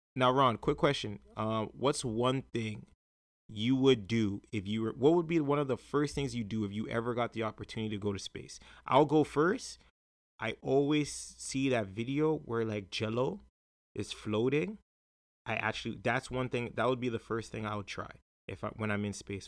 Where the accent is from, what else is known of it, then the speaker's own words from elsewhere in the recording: Jamaica; as a Jamaican, right, um, us Jamaicans